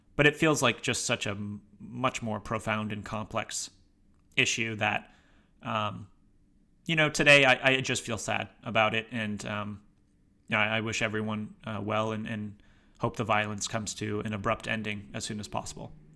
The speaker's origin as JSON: {"language": "English", "region": "Massachusetts", "country": "United States", "said": "my home state of Massachusetts"}